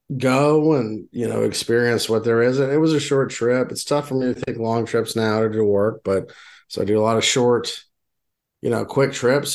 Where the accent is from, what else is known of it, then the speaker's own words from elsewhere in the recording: Houston, Texas, United States; now in Western Pennsylvania, United States; I'm not originally from here. I'm from Houston, Texas, very flat